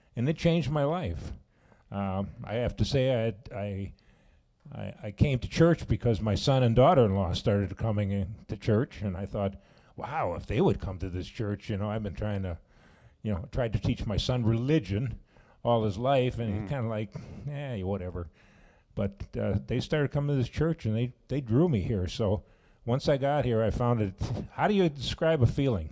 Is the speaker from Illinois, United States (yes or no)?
yes; Chicago, Illinois, United States; now in Sauk Prairie, United States; I'm from Chicago area